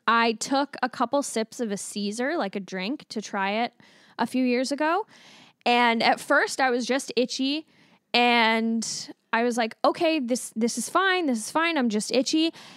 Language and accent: English; Alberta, Canada; when I was growing up in Berta.